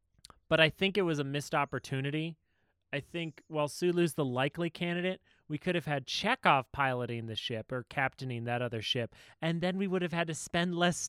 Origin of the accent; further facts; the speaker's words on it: Georgia, United States; I'm cold as shit out here. I'm from Georgia. I don't know how to handle this.